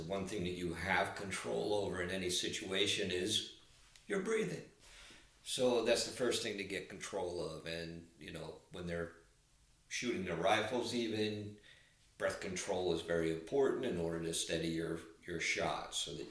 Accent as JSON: {"language": "English", "town": "Philadelphia", "region": "Pennsylvania", "country": "United States", "tie": "born or raised there", "said": "We're both from Philadelphia. We went to high school together."}